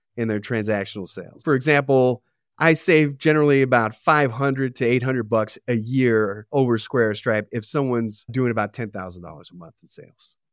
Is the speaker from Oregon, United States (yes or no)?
no; Arcadia, California, United States; I grew up in Arcadia.